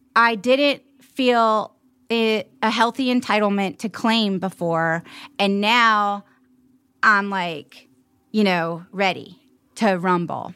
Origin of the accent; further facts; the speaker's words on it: Charleston, South Carolina, United States; growing up in Charleston